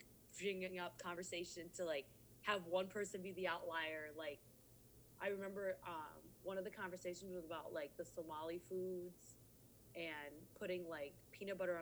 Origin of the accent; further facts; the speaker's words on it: Edina, Minnesota, United States; growing up in Edina, I got – the white perspective